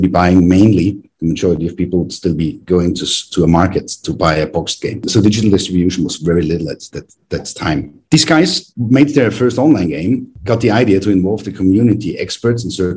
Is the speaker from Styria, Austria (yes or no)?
yes; Graz, Styria, Austria; which was back in my hometown in Graz in Austria